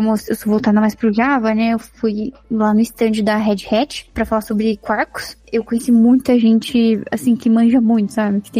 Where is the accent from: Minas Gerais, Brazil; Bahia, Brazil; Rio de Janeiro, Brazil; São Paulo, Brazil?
Minas Gerais, Brazil; Guaxupé; Eu também sou mineira.